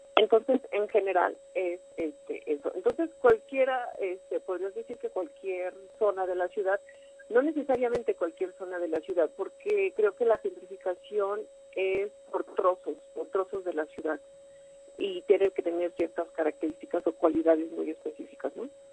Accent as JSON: {"language": "Spanish", "country": "Mexico", "said": "como mexicanos"}